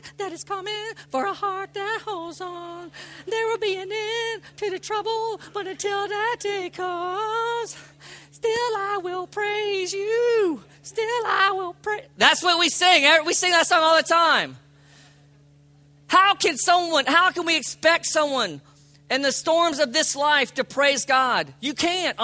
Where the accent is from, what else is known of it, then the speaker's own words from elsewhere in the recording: Palm Beach County, South Florida, United States; I grew up in Palm Beach County